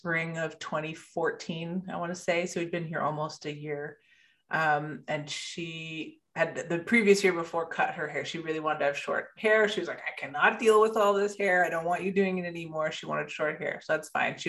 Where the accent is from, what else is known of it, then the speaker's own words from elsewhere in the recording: Canada; moved away as an adult; also born or lived in Bermuda; now in Sacramento, United States; I was born in Bermuda, raised in Canada, moved to the US 8 years ago